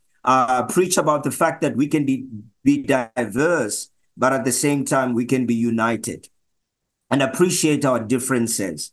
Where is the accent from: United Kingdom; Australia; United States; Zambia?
Zambia; moved away as an adult; now in Johannesburg, South Africa; I'm originally from Zambia